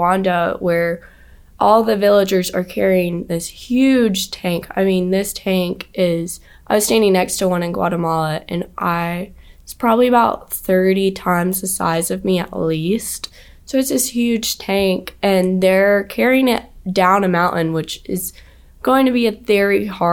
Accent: Greenville, South Carolina, United States; growing up in Greenville was actually such a great place for me because I also grew up 20 minutes from the BMW plant.

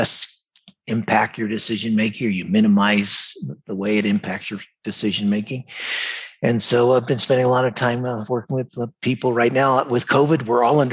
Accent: United States; moved away as an adult; also born or lived in Dallas / Singapore; I grew up in the United States

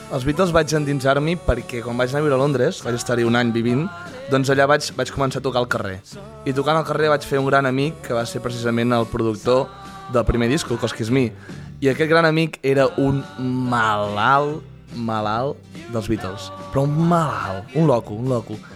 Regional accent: Torelló, Catalonia, Spain; born or raised there

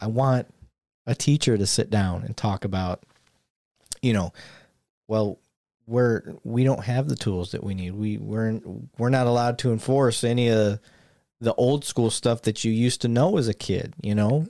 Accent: Flint, Michigan, United States; growing up around Flint

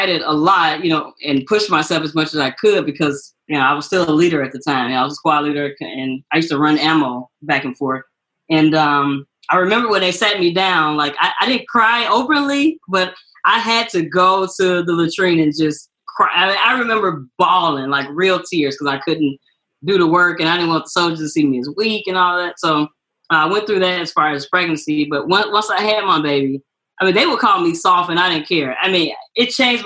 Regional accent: Chicago, Illinois, United States; moved away; I'm from Chicago

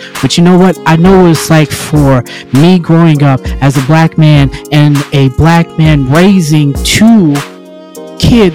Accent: Monessen, Donora and Greensburg, Pennsylvania, United States; I grew up in Manassas, Pennsylvania. I grew up in Denora, Pennsylvania. I grew up in Greensburg, Pennsylvania

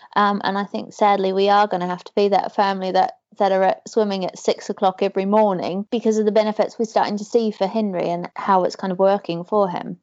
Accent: New Zealand; moved away; growing up in New mm-hmm. Zealand

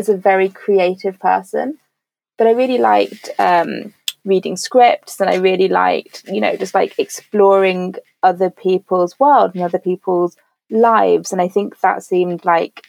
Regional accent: Birmingham, West Midlands, United Kingdom; first language English; moved away as an adult; also born or lived in Paris; I grew up in Birmingham

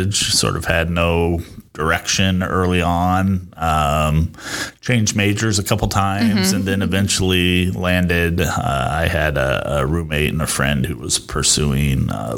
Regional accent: Rock Island, Illinois, United States; moved away as an adult; also born or lived in Iowa City, Iowa / Chicago suburbs, Illinois; now in Davenport, United States; Quad City native, born and raised in Rock Island.

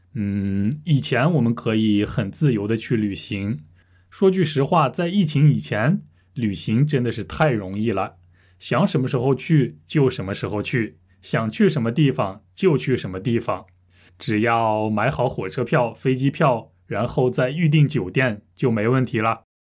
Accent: Russia; Chinese is a second language; 我是俄罗斯人

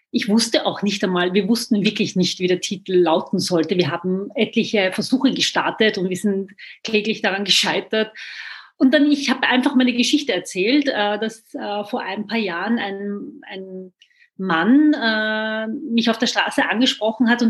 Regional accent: Vienna, Austria; ich bin in Wien geboren, aufgewachsen. Ich kenne die Türkei nicht

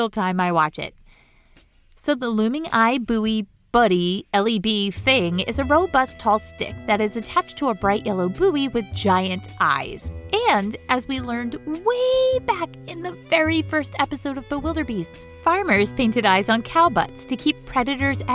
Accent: Maine, United States; The State Farm Arson Detection School is in my home state of Maine

